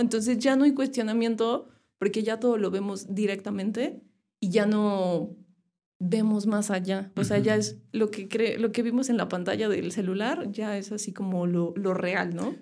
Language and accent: Spanish; Irapuato, Guanajuato, Mexico; Nací en Irapuato. Este, mis papás son de San Luis. Mucho tiempo antes migraron a Irapuato, como unos 20 años. Y yo crecí ahí.